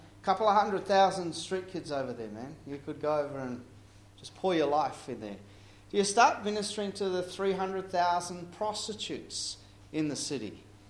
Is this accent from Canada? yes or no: no; Papua New Guinea; I grew up in Papua New Guinea. Mum and dad were missionaries.